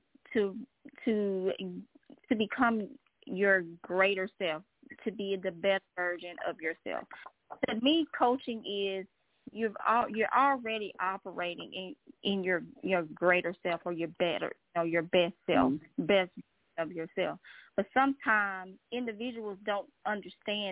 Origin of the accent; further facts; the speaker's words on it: Mississippi, United States; now in Virginia, United States; I'm originally from Mississippi